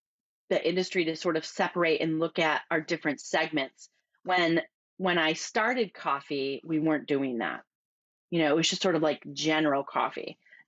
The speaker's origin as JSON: {"language": "English", "region": "Midwest", "country": "United States", "tie": "born or raised there", "lives_now": "California, United States", "said": "So I grew up in the Midwest and went to college, and after graduating from college, I moved to California"}